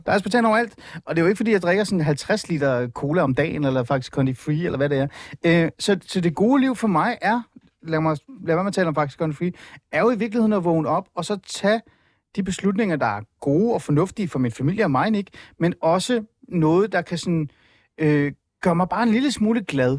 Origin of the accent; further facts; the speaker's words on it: Iran; Danish is a second language; now in Denmark; jeg er flygtning fra Iran